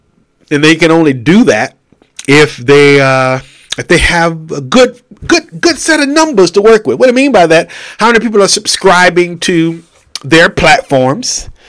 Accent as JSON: {"language": "English", "region": "California", "country": "United States", "said": "11 o'clock in the morning, about to go to lunch because I'm a Californian. Because I am a Californian."}